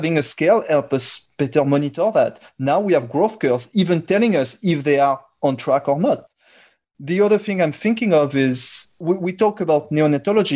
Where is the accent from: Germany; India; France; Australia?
France; accent: French; English is a second language; my French accent and the fact that I come from Europe